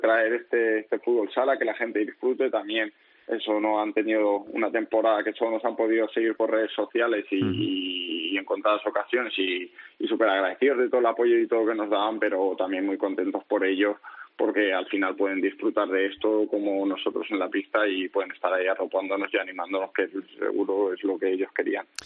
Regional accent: Valencia, Valencian Community, Spain; moved away as an adult; also born or lived in Murcia / Jumilla; yo que soy valenciano

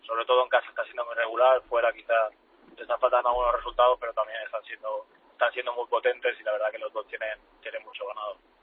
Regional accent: Alcoy, Valencian Community, Spain; moved away; yo soy de Alcoy, es, de donde he salido

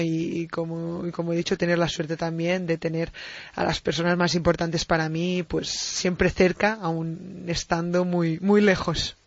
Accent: Binissalem, Balearic Islands, Spain; cuando tenía siete años sí que empecé en el club de fútbol en, en Vinisalem, en mi pueblo

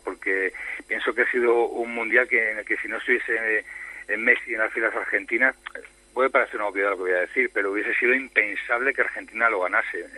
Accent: Spain; soy el periodista español

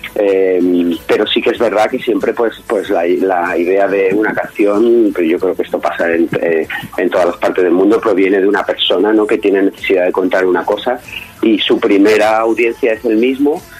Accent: Alicante, Valencian Community, Spain; como alicantino

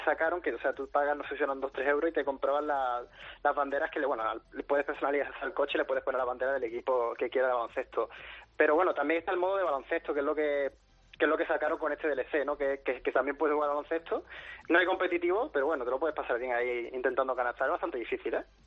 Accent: La Línea de la Concepción, Andalusia, Spain; soy de, Cádiz, de la línea de la Concepción

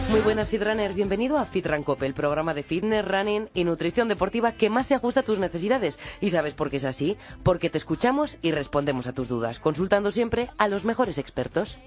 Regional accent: Santo Domingo de la Calzada, La Rioja, Spain; born or raised there; moved away

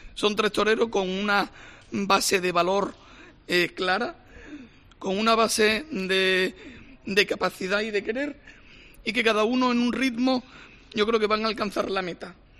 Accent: Huelva, Andalusia, Spain; como nubense

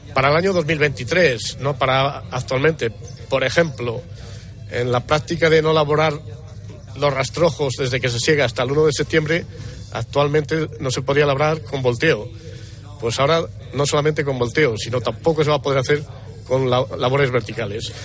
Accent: Castile and León, Spain; Estamos en mi tierra

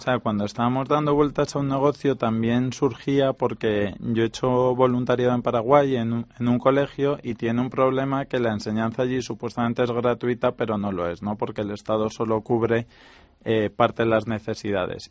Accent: Spain; somos tres emprendedores españoles

